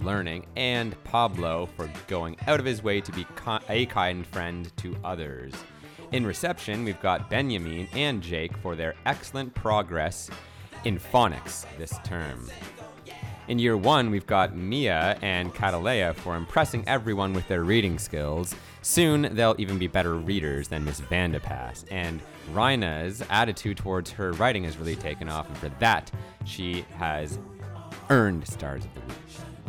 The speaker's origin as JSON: {"language": "English", "country": "Canada", "said": "as a Canadian I should know, it requires a lot of resilience."}